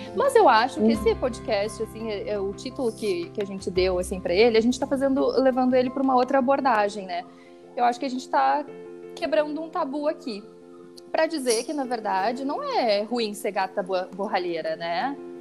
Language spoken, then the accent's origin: Portuguese; Rio Grande do Sul, Brazil; accent: gaúcho; o meu sotaque é muito gaúcho?